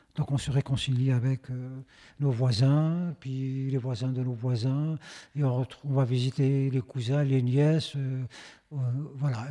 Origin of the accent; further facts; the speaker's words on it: Algeria; chez nous en Algérie